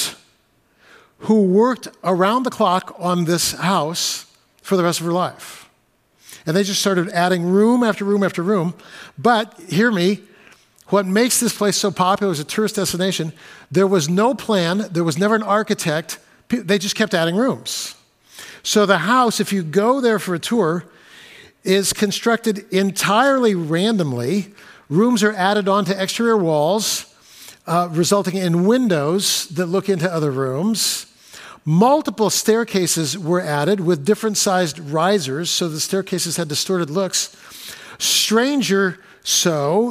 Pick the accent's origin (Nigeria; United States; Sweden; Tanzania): United States; California; now in Seattle, United States; When I was a kid growing up in California